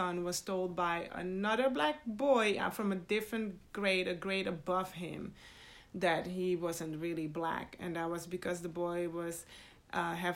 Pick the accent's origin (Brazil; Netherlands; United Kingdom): Netherlands; also born or lived in Suriname; now in United States; I was born in Suriname and raised in the Netherlands.